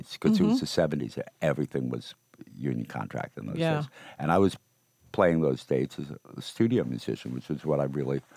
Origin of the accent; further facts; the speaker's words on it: Rockland County, New York, United States; also born or lived in Brooklyn, New York City; we hail from Rockland County. You know, born in New York City, born in Brooklyn. And then ended up in the suburbs